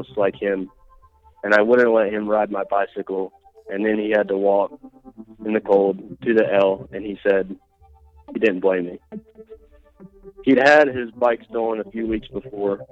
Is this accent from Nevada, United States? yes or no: yes; Reno, Nevada, United States; I'm from Reno, Nevada.